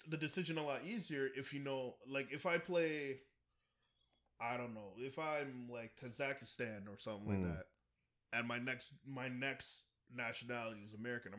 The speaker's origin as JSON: {"language": "English", "country": "Canada", "said": "Their home country, my parents' home country is a different country. I'm first generation. I'm Canadian. I'd love to play for the Dominican team, but I'm Canadian first"}